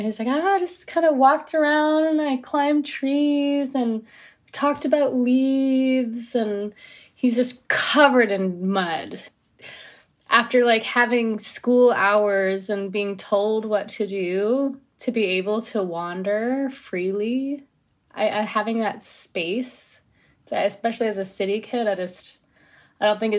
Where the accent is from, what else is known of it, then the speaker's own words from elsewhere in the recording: New Jersey, United States; now in Los Angeles, United States; living in LA is a little different than growing up in Jersey, because I grew up in Jersey